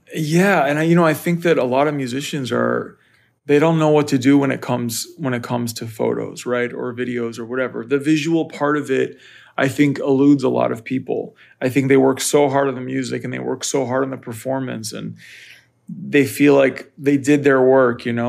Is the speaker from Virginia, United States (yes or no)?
yes; Northern Virginia, United States; I grew up in Northern Virginia, right outside of Washington, D C.